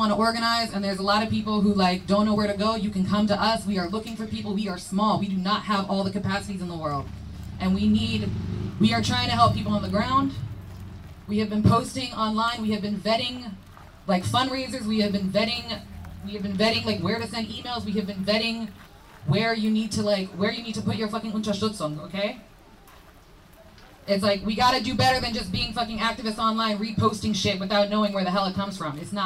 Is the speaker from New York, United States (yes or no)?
no; Virginia, United States; moved away as an adult; now in Berlin, Germany; I'm from Virginia